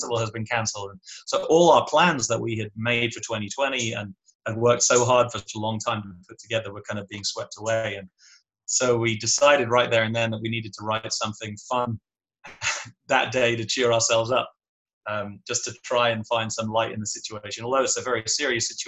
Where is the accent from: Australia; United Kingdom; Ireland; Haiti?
United Kingdom; England; accent: English; now in Canada; I'm originally from England